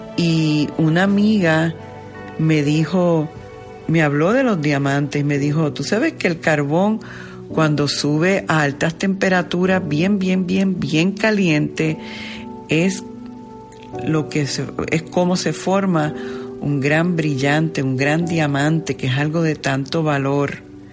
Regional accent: Puerto Rico; como diríamos en el argot puertorriqueño, yo como puertorriqueño

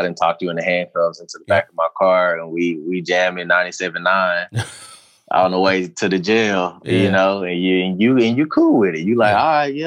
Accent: Houston, Texas, United States; I'm from the Northeast side of Houston. So I chose this area on purpose because I grew up there

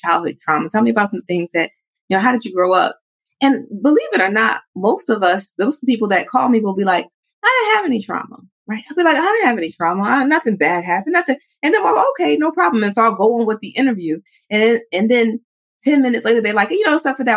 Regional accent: New York City, New York, United States; I grew up in New York City

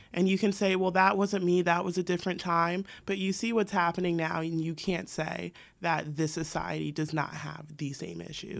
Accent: San Diego, California, United States; I'm an accountant, I'm from San Diego.

